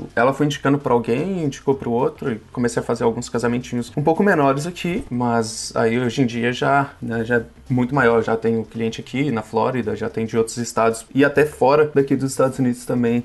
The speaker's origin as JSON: {"language": "Portuguese", "town": "Belo Horizonte", "region": "Minas Gerais", "country": "Brazil", "moved": "as an adult", "lives_now": "Boston, United States", "said": "Sou de Belo Horizonte, Minas Gerais"}